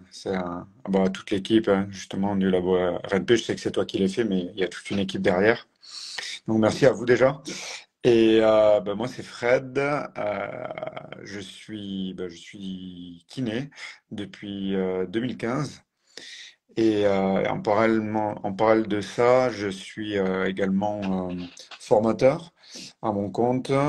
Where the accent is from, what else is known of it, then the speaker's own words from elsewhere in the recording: Occitania, France; Je suis originaire du sud, autour de Toulouse, avec le pôle espoir, et après j'ai basculé sur le pôle France les années suivantes